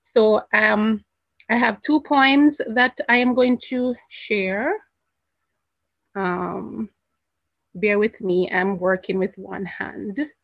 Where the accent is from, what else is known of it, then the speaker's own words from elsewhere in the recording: Jamaica; I'm not from America. I'm from Jamaica.